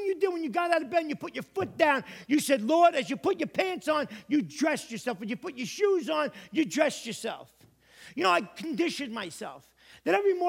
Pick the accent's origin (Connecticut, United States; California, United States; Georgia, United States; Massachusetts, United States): Connecticut, United States; I'm a pastor from Connecticut that has come out here to do what?